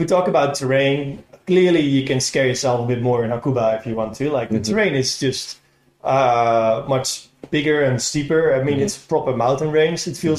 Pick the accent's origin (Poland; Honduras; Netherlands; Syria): Netherlands; now in Japan; I'm originally from the Netherlands.